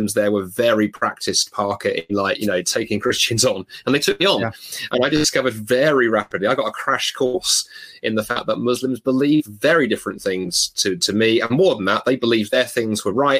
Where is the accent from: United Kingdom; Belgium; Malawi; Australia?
United Kingdom; London; I grew up in London